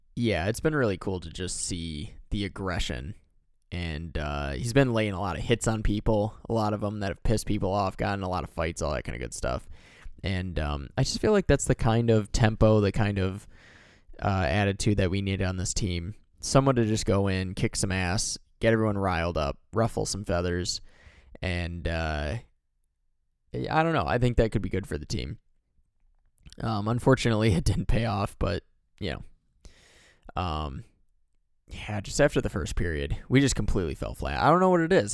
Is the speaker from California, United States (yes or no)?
no; Michigan, United States; I'm from Michigan